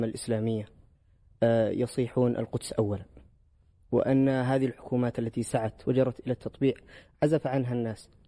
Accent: Yemen; وأنا من اليمن والجميع يعرف ماذا ما تعيشه اليمن

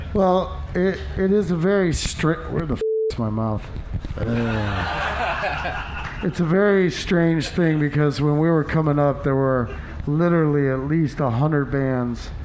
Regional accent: Des Moines, Iowa, United States; it's my home state. I believe you know it's where I'm from

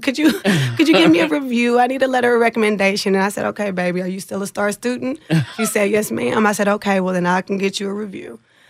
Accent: Austin, Texas, United States; also born or lived in Indianapolis; So, of course … I grew up in East Austin, Texas.

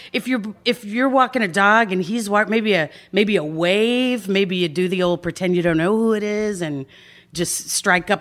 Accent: Dallas, Texas, United States; moved away as an adult; also born or lived in Austin, Texas; now in Los Angeles, United States; I grew up in Dallas

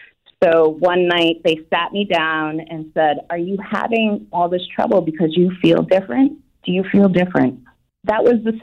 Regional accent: Scotland, United Kingdom; born there; And 9 months later, I was born in Scotland.

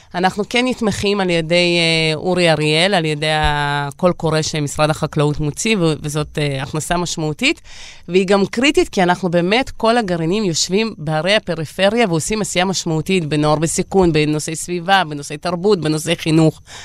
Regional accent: Beersheba, Southern District, Israel; also born or lived in Riga, Latvia; אני באר שבעית שגדלה בשכונה ד'

